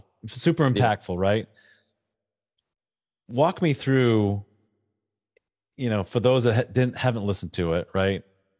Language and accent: English; New England, United States; So you don't know this about me, but I'm a huge Patriots fan. I'm from New England.